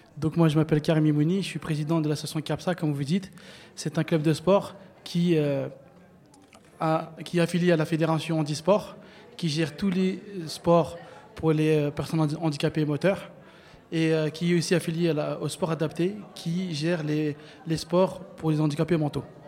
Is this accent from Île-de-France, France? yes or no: yes; Bobigny, Île-de-France, France; je suis né, j'ai grandi à Bobigny